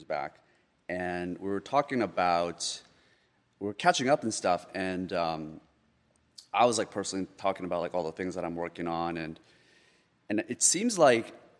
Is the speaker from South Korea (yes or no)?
yes; South Korea; born or raised there; also born or lived in Canada; now in United States